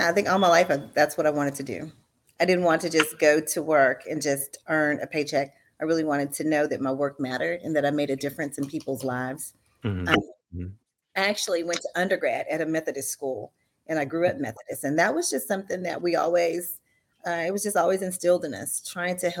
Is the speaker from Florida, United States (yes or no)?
no; Missouri City, Texas, United States; I grew up in Missouri City, and now I really live probably about 5 miles from the house that I grew up.